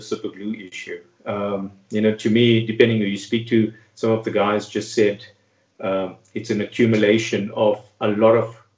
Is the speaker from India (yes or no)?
no; Durban, KwaZulu-Natal, South Africa; moved away as an adult; also born or lived in Witbank; now in Pretoria, South Africa; born and raised in Durban, lived there for most of my life, studied there.